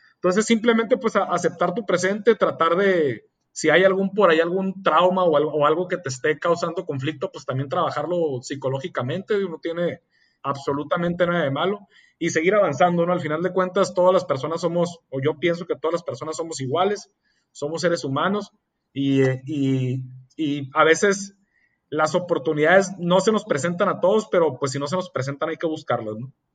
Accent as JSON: {"language": "Spanish", "town": "Mexicali", "region": "Baja California", "country": "Mexico", "tie": "born or raised there", "said": "soy originario de Mexicali, Oja, California, soy orgullosamente cachanilla"}